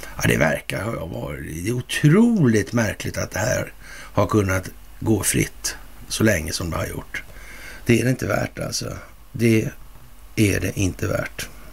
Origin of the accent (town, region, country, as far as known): Sweden